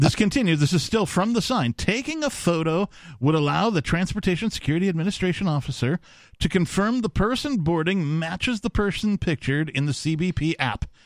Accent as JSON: {"language": "English", "region": "Wisconsin", "country": "United States", "tie": "born or raised there"}